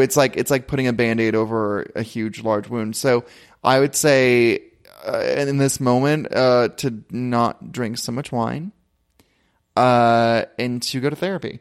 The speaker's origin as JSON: {"language": "English", "town": "Ventura", "region": "California", "country": "United States", "said": "I come from Ventura"}